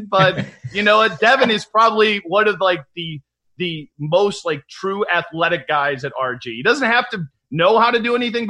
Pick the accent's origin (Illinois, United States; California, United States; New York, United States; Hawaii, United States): Illinois, United States; Chicago; I grew up in Chicago. I'm a Midwest guy.